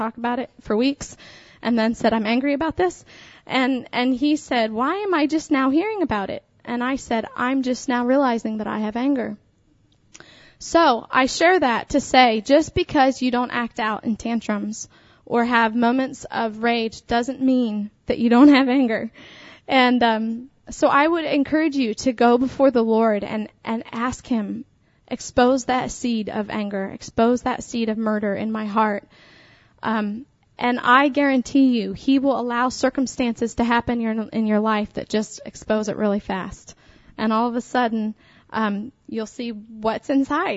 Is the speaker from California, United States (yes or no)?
no; Pennsylvania, United States; I was raised in Pennsylvania